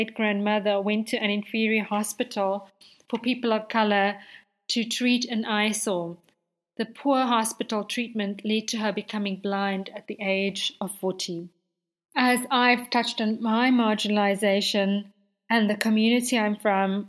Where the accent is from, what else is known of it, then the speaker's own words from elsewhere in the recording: Johannesburg, Gauteng, South Africa; I grew up in Westbury, a poor community in South Africa